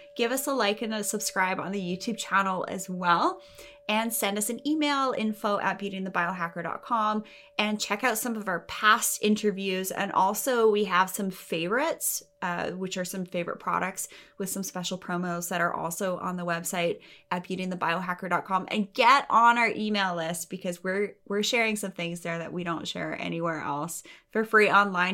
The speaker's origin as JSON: {"language": "English", "country": "Canada", "said": "I'm from Canada"}